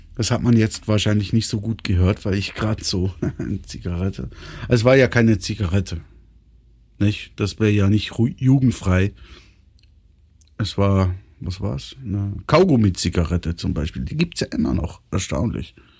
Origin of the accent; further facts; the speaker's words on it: Switzerland; Bei uns in der Schweiz